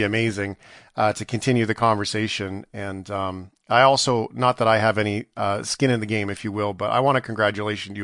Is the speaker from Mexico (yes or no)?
no; Canada; I was born in Canada